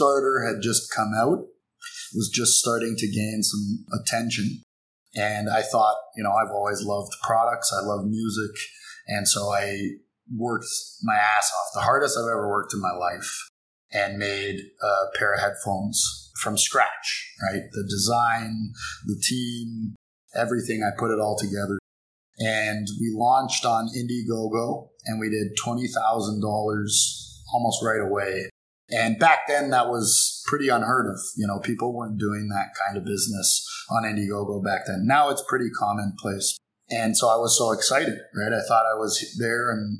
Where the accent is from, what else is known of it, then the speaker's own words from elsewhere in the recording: Toronto, Ontario, Canada; moved away as an adult; also born or lived in United States; now in Guangzhou, China; I'm from Toronto, from Canada